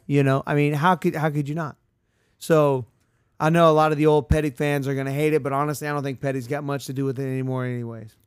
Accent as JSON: {"language": "English", "region": "Central Florida", "country": "United States", "said": "we're from Central Florida."}